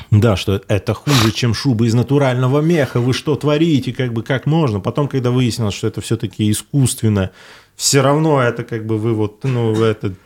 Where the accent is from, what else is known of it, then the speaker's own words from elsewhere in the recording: Ufa, Bashkortostan, Russia; я из Уфы